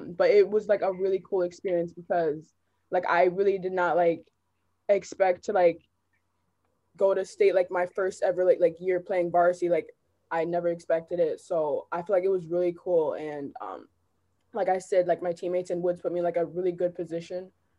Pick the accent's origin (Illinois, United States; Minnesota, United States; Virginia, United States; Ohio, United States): Minnesota, United States; Minnetonka; And I was like, I came from Minnetonka.